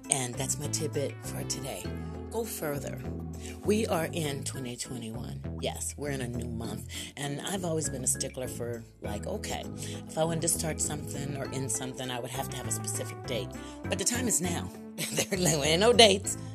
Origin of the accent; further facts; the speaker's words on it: United States; I am a black American